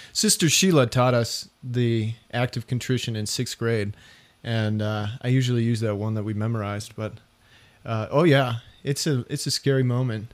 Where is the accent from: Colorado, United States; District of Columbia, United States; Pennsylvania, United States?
Colorado, United States; Denver; I was from Denver